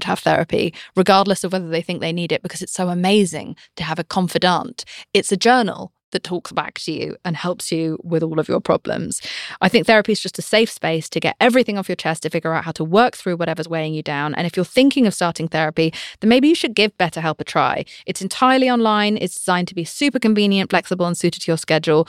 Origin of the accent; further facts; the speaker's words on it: United Kingdom; I'm British.